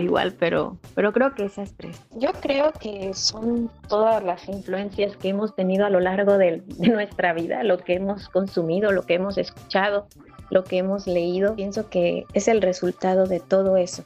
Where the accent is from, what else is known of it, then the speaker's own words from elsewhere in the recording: Juchitán, Oaxaca, Mexico; me encuentro aquí en, mi ciudad natal, Juchitán, Oaxaca